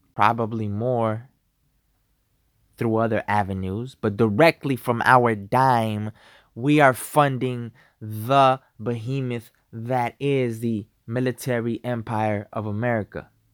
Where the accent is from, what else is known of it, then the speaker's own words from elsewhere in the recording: United States; I'm an American. I'm a patriot.